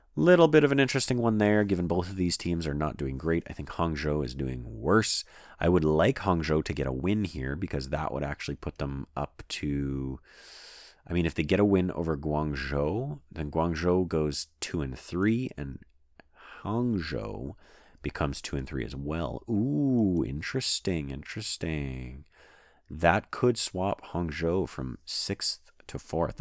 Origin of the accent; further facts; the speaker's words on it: Canada; I'm a Canadian